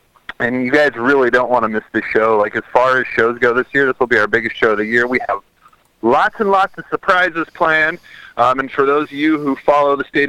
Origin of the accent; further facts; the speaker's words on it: Lincoln, Nebraska, United States; moved away; I will be in Lincoln, Nebraska, my hometown. First time ever being in my legit hometown.